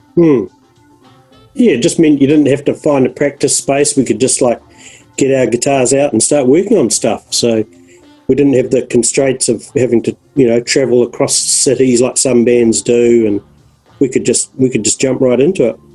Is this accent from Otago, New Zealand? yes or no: yes; Dunedin, Otago, New Zealand; moved away; also born or lived in Christchurch; I was from Dunedin